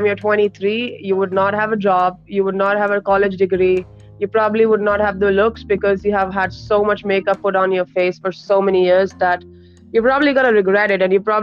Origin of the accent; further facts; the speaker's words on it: New Delhi, Delhi, India; moved away as an adult; also born or lived in New York; we were born and brought up in New Delhi